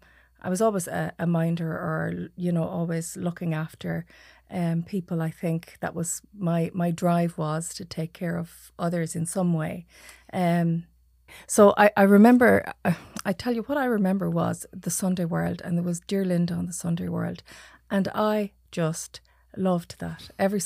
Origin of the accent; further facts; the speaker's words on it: Achill Island, Mayo, Connacht, Ireland; I'm from Achill Island.